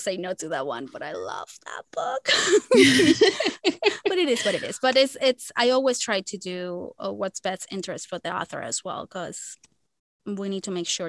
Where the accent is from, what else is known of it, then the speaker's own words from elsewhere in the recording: Dominican Republic; first language Spanish; English is a second language; where I come from, because I'm from Dominican Republic. I'm from the Caribbean.